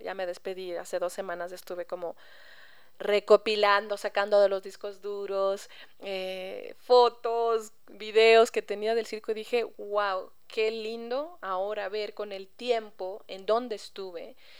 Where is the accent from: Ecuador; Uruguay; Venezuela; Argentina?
Ecuador; moved away as an adult; me fui del Ecuador, eh, como quien dice, sin la gracia de mis padres o de mi familia